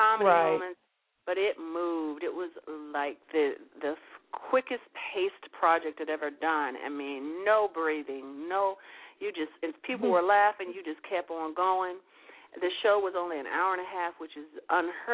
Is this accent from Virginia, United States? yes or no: no; Chicago, Illinois, United States; moved away as an adult; also born or lived in New York; I'm from Chicago, but I moved before I really, really got entrenched in what I'm doing